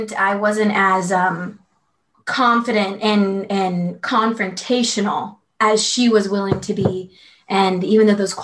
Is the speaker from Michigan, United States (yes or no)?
no; Florida, United States; we're from Florida